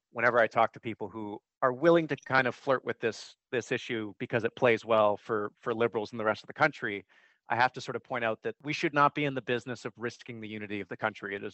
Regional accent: Canada; you know i was born a canadian i I grew up on Army and Air

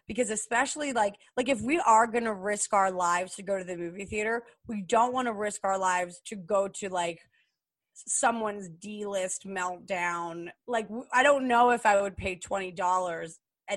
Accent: New Jersey, United States; I grew up in New Jersey

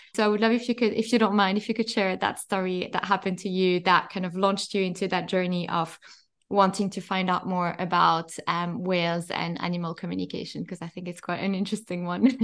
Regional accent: French part of Switzerland, Romandy, Switzerland; now in London, United Kingdom; I grew up in the French part of Switzerland and now live in London

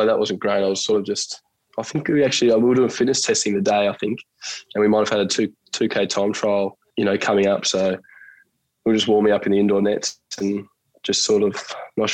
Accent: Bellerive, Tasmania, Australia; I grew up in Belrive, so I'm probably a 3-minute walk from the Oval, was where my family lives

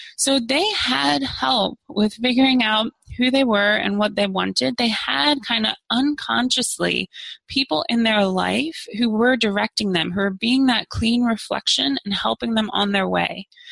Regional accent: Maryland side of the DC area, United States; moved away as an adult; now in Arlington, United States; I grew up on the Maryland side

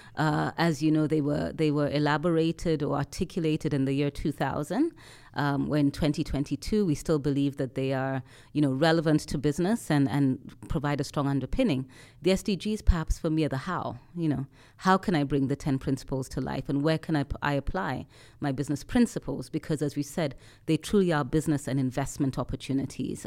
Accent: Nairobi, Kenya; I come from Nairobi, so sitting in, in my home city

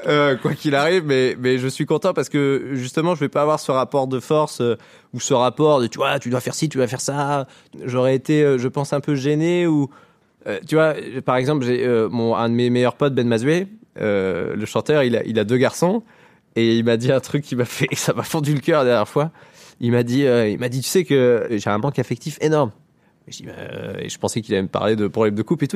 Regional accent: Lower Normandy, France; en Basse-Normandie, euh, là où j'ai grandi, moi je viens de la campagne

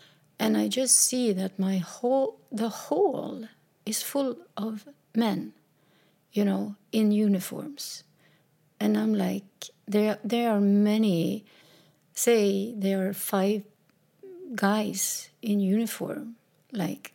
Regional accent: Sweden; also born or lived in south of Sweden; We moved back to my hometown in a little small house.

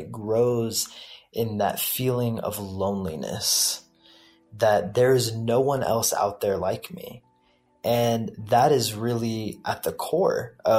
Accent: the South, United States; I have always lived in between two worlds. On the one hand, growing up in the American public schooling system in the South and experiencing that culture.

